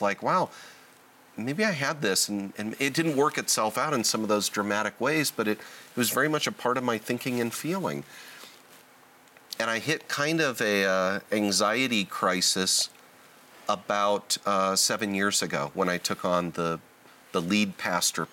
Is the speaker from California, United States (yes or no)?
yes; Southern California, United States; I was born and raised in Southern California, still live in Southern California.